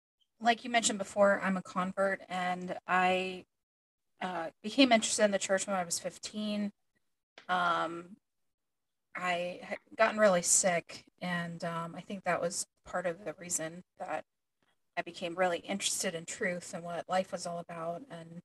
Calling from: Ohio, United States; Ohio, Central Ohio.

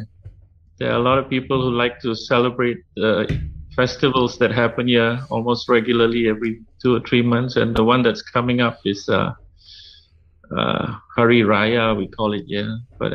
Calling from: Malaysia; I'm calling in from Malaysia. It's about 11 p.m. right now. I'm in a neighborhood where there are a lot of people who like to celebrate the festivals that happen here almost regularly every 2 or 3 months.

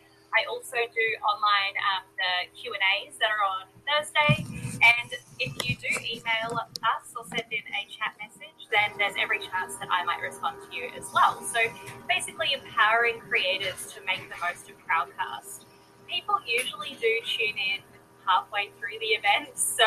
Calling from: Greenville, South Carolina, United States; I'm tuning in from Greenville, South Carolina.

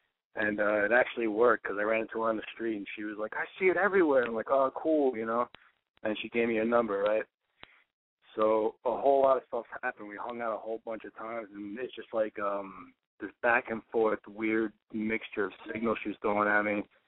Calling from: New York, United States; from New York, and I'm 29.

